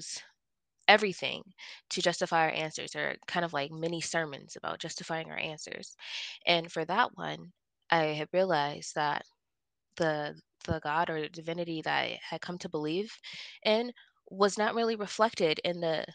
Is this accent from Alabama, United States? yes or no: no; Ohio, United States; moved away as an adult; now in Colorado, United States; I grew up in Ohio from the age of 4, and I left when I was 22